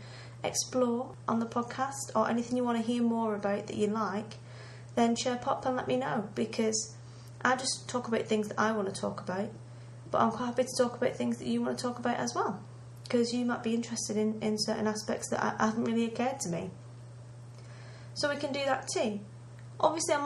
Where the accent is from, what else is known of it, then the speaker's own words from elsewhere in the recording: England, United Kingdom; I'm British